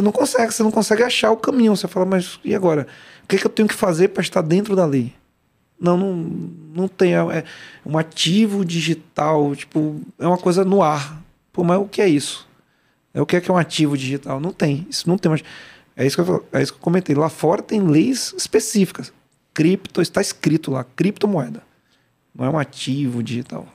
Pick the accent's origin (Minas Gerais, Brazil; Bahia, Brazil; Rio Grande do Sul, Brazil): Bahia, Brazil; Salvador; Eu, eu fui criado no Salvador, né? baiano